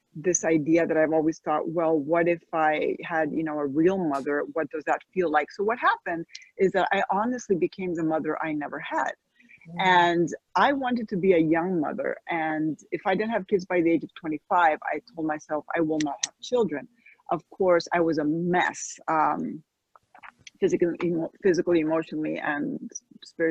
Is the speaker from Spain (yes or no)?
yes; Spain; moved away as an adult; also born or lived in United States; now in Florida, United States; I'm American and I'm Spanish, but I had never really lived here for any extended period of time as an adult